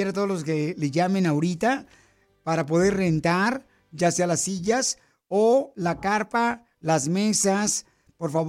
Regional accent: Puebla, Mexico; now in Los Angeles, United States; ¿a qué venimos de Puebla? A Los Ángeles, Estados Unidos. A, a triunfar

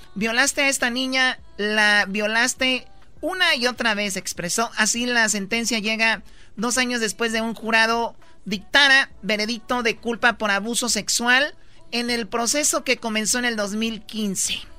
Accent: Mexico; now in Los Angeles, United States; como mexicanos

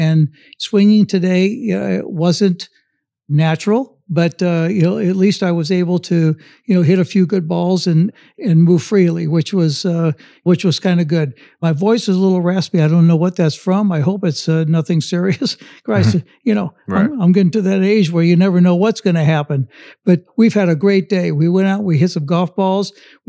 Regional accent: Midwest, United States; she's from the Midwest, I'm from the Midwest.

